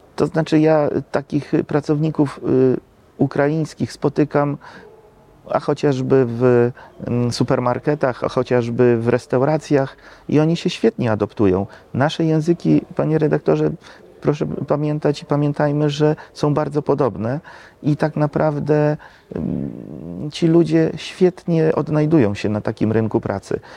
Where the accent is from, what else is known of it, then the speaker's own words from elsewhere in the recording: Lublin Voivodeship, Poland; u nas na Lubelszczyźnie